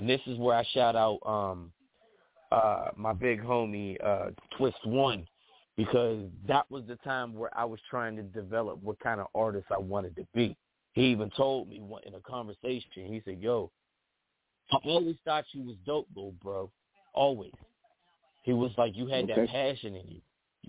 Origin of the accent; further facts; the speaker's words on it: East Coast, United States; I'm from the East Coast, but, you know, part of my history is being influenced by the West Coast, too.